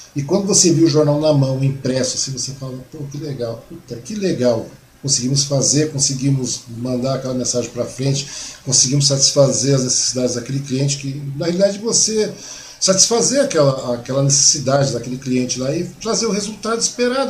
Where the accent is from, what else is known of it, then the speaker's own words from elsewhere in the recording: Mogi das Cruzes, São Paulo, Brazil; now in Suzano, Brazil; eu nasci em Mogi